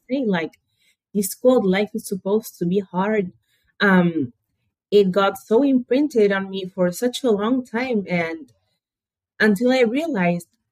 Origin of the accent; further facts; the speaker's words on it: Buenos Aires, Argentina; I was born and raised in Buenos Aires, Argentina